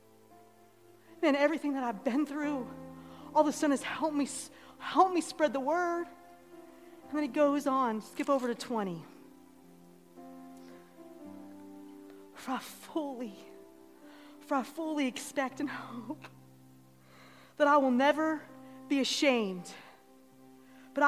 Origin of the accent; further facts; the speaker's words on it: Ohio, United States; moved away; we're from Ohio